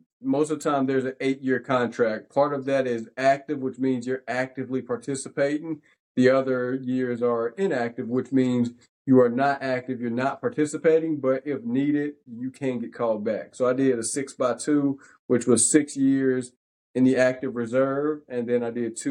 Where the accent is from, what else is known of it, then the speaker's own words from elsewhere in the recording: Danville, Virginia, United States; moved away as an adult; now in Charlotte, United States; So we're both from Danville, Virginia. Both went to George Washington High School